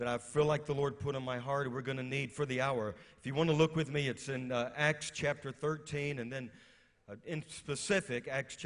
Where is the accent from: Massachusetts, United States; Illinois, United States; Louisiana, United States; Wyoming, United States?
Louisiana, United States; moved away as an adult; also born or lived in West Virginia; I'm from Louisiana